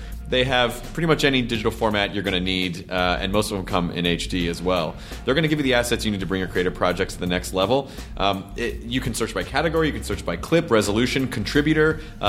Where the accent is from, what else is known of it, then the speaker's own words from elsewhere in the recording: Memphis, Tennessee, United States; I'm from Memphis, I have great affection for the hour earlier primetime setup.